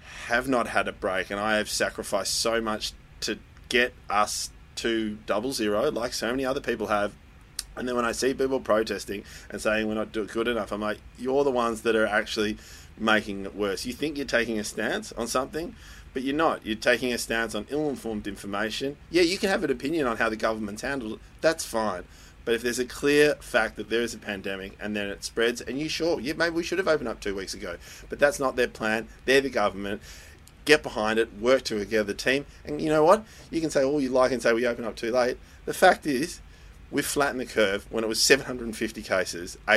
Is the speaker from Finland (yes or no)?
no; Netherlands; moved away; my home country, Holland